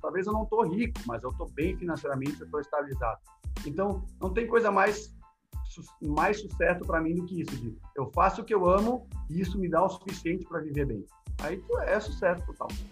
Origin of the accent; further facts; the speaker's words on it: South Region, Brazil; Eu sou gremista, sou do Sul.